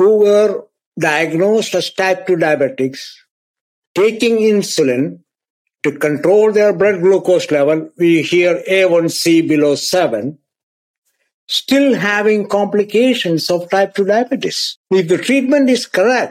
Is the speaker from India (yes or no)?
yes; India; moved away as an adult; also born or lived in Scotland / Texas; now in United States; I was born in India. I did my medical training in India.